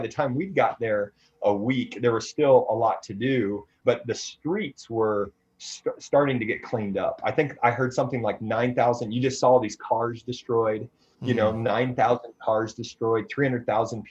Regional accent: Iowa, United States; moved away; back in Iowa, you know, there's an F5 tornado that wiped through my hometown

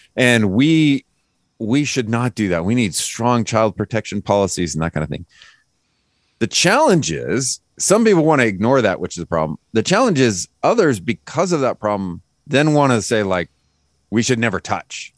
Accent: Lodi, California, United States; moved away; I was born and raised in Lodi

